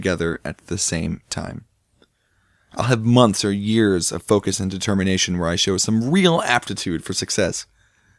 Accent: St. Louis, Missouri, United States; I'm from St. Louis

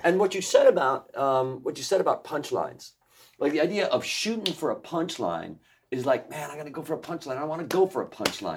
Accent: Chicago, Illinois, United States; I'm from Chicago

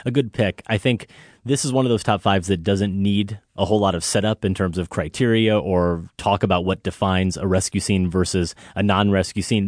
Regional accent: Iowa, United States; now in Chicago, United States; I'm from Iowa. I don't have a Chicago accent.

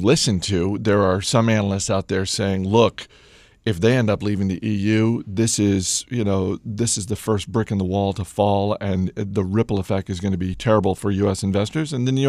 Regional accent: Canada; which is good for me as a Canadian, as there are no currency conversion issues.

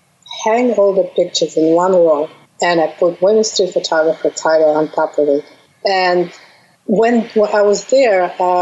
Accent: Bashkortostan, Russia; English is a second language; moved away as an adult; also born or lived in Moscow, Russia; now in New York City, United States; I was born in Russia, in Bashkortostan

